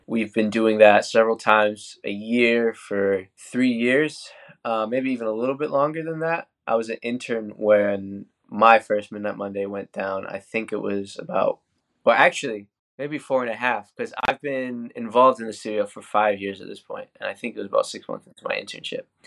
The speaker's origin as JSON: {"language": "English", "region": "New Hampshire", "country": "United States", "tie": "born or raised there", "moved": "as an adult", "lives_now": "Orlando, United States", "said": "I'm working out of Orlando, Florida now, but I'm originally from New Hampshire. I lived the first eighteen years of my life up there"}